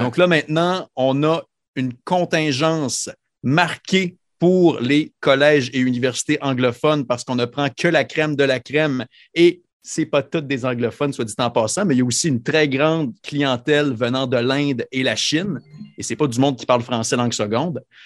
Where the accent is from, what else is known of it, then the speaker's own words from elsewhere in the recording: Quebec, Canada; dans mon coin de pays, au Québec